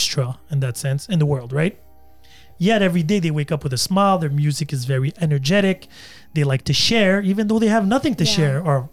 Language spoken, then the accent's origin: English; Algeria; now in Canada; I was raised in Algeria somewhat.